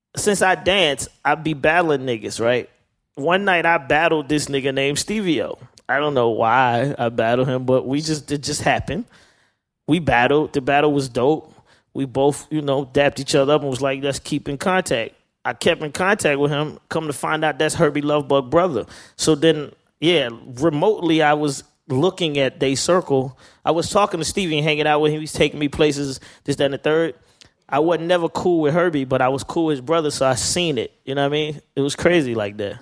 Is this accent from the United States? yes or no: yes; Atlanta, Georgia, United States; I'm from Atlanta.